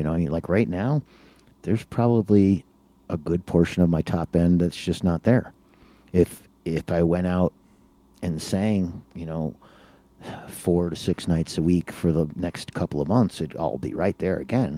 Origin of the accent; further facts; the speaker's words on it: Chicago, Illinois, United States; I'm from Chicago